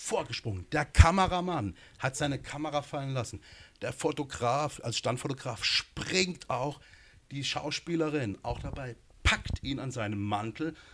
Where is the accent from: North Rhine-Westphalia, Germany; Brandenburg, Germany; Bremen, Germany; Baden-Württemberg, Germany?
Baden-Württemberg, Germany; Gernsbach; also born or lived in Berlin / Munich; Also ich komme ja von hier aus der Gegend, bin in Baden-Baden geboren, gar genau, Gernsbach und gar genau aufgewachsen und war lange in Berlin, lange in München.